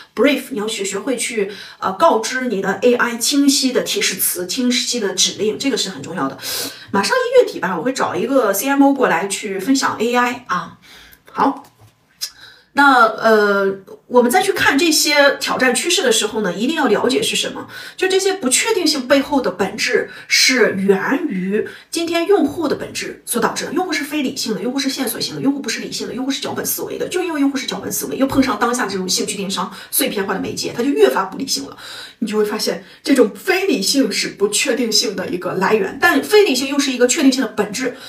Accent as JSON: {"language": "Chinese", "region": "northern China", "country": "China", "said": "我们北方人啊，我们西北人、东北人"}